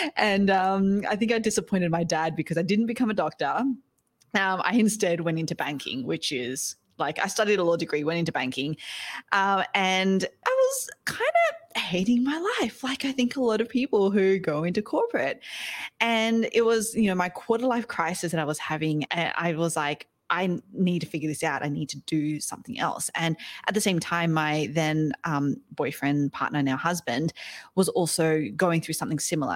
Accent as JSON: {"language": "English", "country": "Australia", "moved": "yes", "lives_now": "New York City, United States", "said": "I am Aussie. I'm Australian, um, but I live over in the States now. I'm here in New York City."}